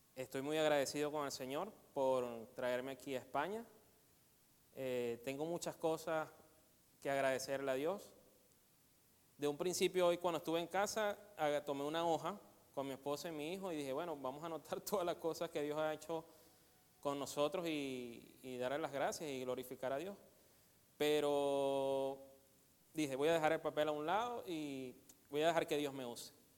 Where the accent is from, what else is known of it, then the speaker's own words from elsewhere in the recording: Venezuela; moved away as an adult; Desde que yo salí de Venezuela